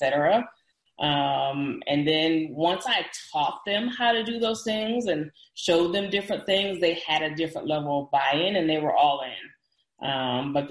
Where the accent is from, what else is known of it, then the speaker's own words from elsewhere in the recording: Dallas, Texas, United States; I'm from the Dallas area